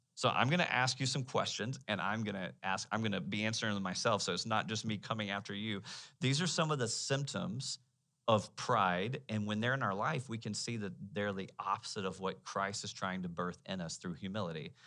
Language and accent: English; United States